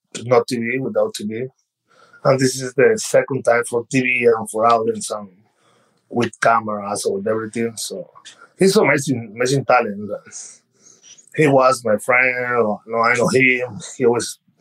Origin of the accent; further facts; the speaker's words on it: Mexico; English is a second language; moved away as an adult; now in United States; I'm from Mexico